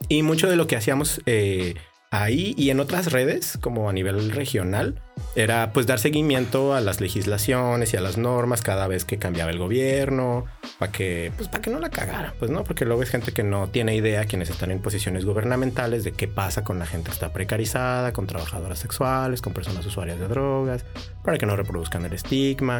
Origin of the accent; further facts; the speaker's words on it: Tijuana, Baja California, Mexico; also born or lived in Chihuahua; acá en Tijuana y pues yo crecí en el Florido